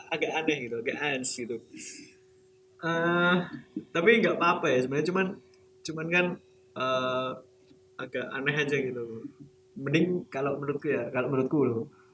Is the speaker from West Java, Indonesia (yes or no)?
no; Yogyakarta, Special Region of Yogyakarta, Indonesia; aku sebagai orang Jogja